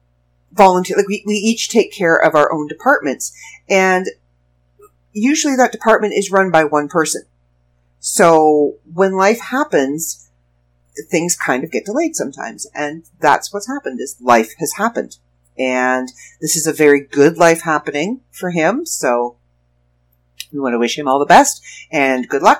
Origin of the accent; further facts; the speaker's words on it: Toronto, Ontario, Canada; lived in pretty much every borough around Toronto. I lived in Scarborough. I lived in Mississauga. I was born in North York. I lived in Etobicoke. I lived in Pickering with my aunt and uncle.